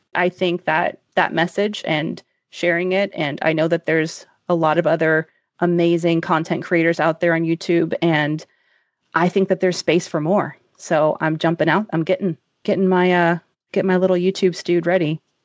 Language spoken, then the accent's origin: English; the South, United States; I grew up in the South